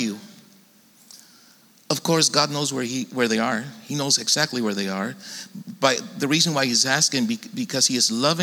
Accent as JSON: {"language": "English", "town": "Tijuana", "region": "Baja California", "country": "Mexico", "tie": "born or raised there", "moved": "yes", "lives_now": "San Diego, United States", "said": "I grew up in Tijuana and been living in San Diego for a long time"}